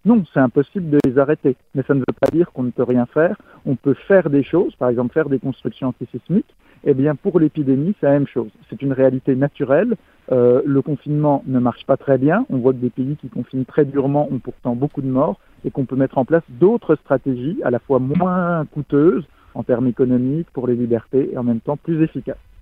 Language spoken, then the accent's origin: French; France; en tant que Français